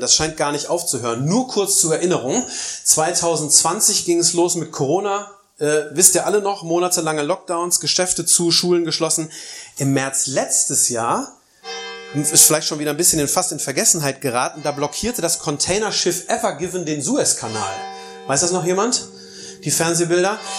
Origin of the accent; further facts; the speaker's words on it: East Germany, Germany; bei uns in Ostdeutschland